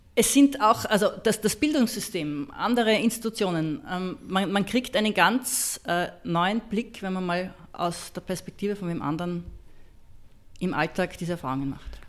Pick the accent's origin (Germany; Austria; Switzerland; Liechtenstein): Austria; als Österreicherin